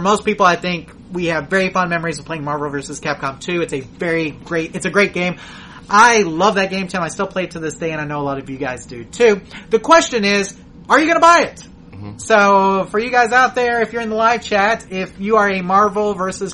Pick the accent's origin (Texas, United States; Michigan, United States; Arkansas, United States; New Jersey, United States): Texas, United States; we said from Texas